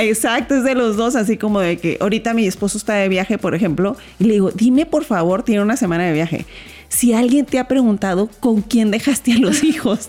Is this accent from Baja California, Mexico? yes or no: yes; Mexicali, Baja California, Mexico; moved away; yo soy de Mexicali